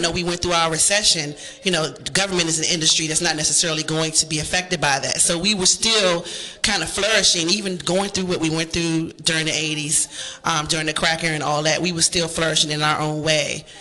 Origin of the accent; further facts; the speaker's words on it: Washington, District of Columbia, United States; I grew up in Upper Northwest